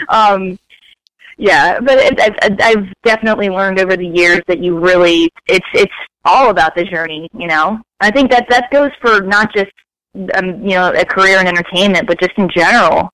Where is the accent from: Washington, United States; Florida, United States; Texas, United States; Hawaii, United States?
Florida, United States; Fort Lauderdale; moved away as an adult; also born or lived in Staten Island, New York; now in California, United States; I was born in Staten Island, New York, but I spent my formative years in Fort Lauderdale, Florida